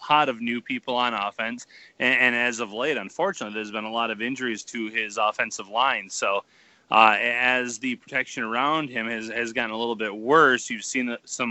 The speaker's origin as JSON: {"language": "English", "region": "Western New York", "country": "United States", "tie": "born or raised there", "said": "I grew up in Western New York"}